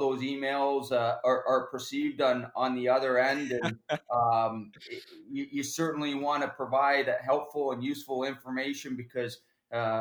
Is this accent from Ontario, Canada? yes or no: yes; Kitchener, Ontario, Canada; also born or lived in Maryhill, Ontario; I grew up in Kitchener. I actually started in even a smaller town, Maryhill, just outside of Kitchener before I moved to Kitchener